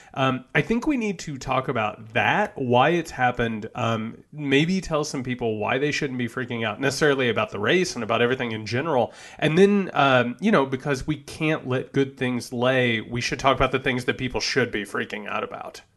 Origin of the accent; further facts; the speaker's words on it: Greene County, Indiana, United States; I'm from Greene County, Indiana.